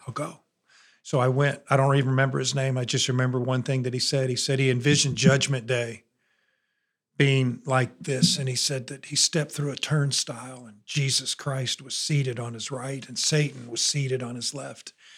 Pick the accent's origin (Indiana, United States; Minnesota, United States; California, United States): Indiana, United States; 20 minutes from Notre Dame; moved away as an adult; now in Alabama, United States; I was 20 minutes from Notre Dame